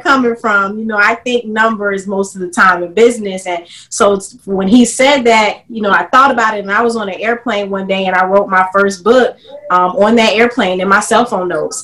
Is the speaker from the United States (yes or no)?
yes; South Carolina, United States; moved away; in 2016, I decided to move uh, my roots back to South Carolina to my hometown